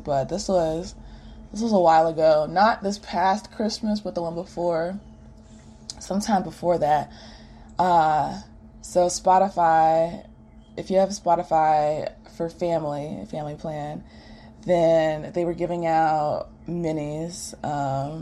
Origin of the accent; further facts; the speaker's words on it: Greensboro, North Carolina, United States; now in Atlanta, United States; I was working from home in my hometown, Greensboro